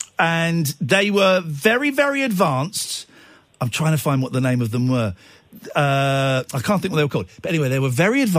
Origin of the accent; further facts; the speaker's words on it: Manchester, North West England, United Kingdom; Hang on, I'm from Manchester.